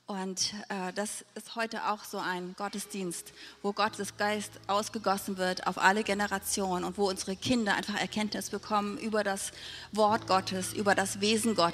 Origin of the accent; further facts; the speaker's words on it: Tübingen, Baden-Württemberg, Germany; sondern ich komme eigentlich aus Süddeutschland, aus Tübingen bei Stuttgart.